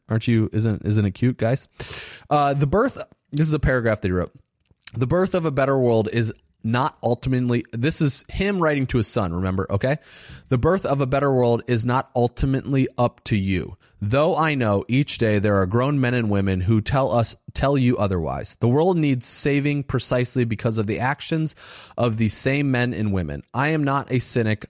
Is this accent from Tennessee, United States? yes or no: no; Valparaiso, Indiana, United States; I grew up in Valparaiso, Indiana, which is a predominantly white town